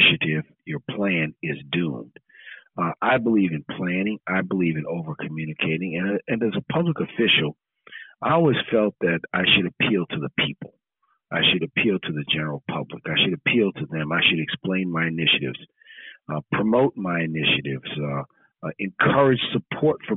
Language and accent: English; New Orleans, Louisiana, United States; as a young boy growing up in New Orleans